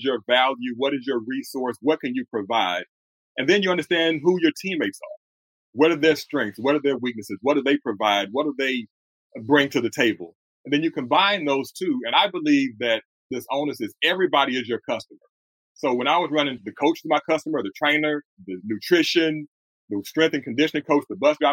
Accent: Houston, Texas, United States; born and raised in Houston, Texas

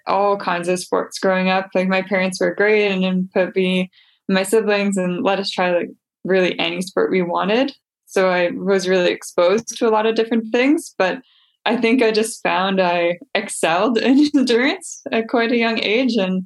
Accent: Winnipeg, Manitoba, Canada; I'm from Winnipeg, Manitoba in Canada.

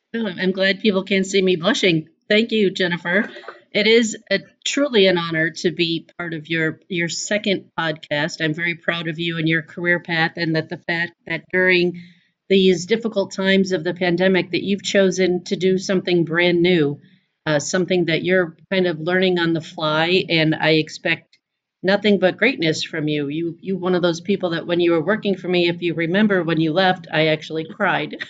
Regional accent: Chicago, Illinois, United States; I was from Chicago

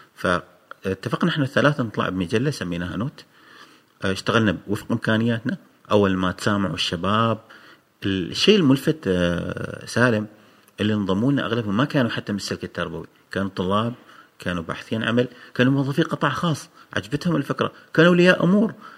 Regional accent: Oman; عندنا في عمان

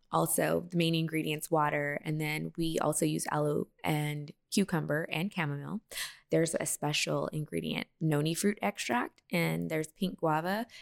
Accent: Texas, United States; also born or lived in Las Vegas, Nevada; born in Vegas, and then I was raised in Texas

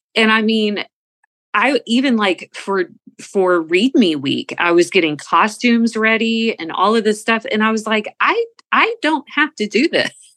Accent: the South, United States; We're from the South.

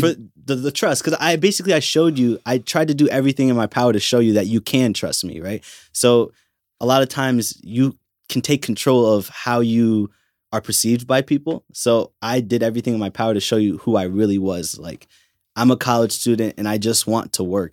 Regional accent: Milford, Connecticut, United States; I'm from Milford, Connecticut

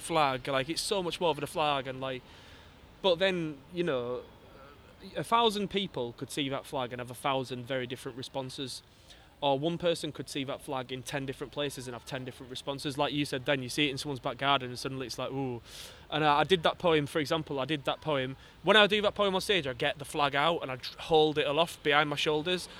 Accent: Wakefield, Yorkshire and the Humber, United Kingdom; I'm from Wakefield, 66% leave, uh, from a coal mine coal mining community

